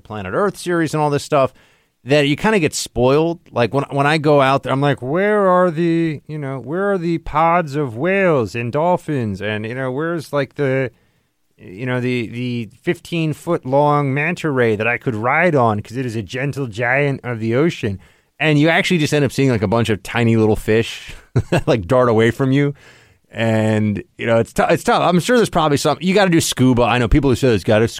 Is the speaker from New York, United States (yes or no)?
yes; New York, United States; As a New Yorker